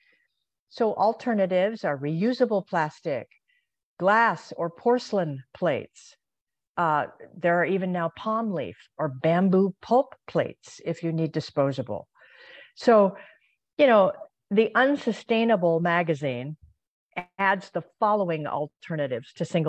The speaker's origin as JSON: {"language": "English", "region": "Hawaii", "country": "United States", "tie": "born or raised there", "said": "I grew up in Hawaii"}